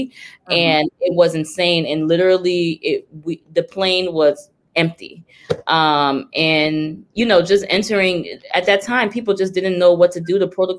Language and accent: English; Liberia; also born or lived in United States; now in London, United Kingdom; So I'm a lot of things, because I'm American, but I'm Liberian, but I'm also British.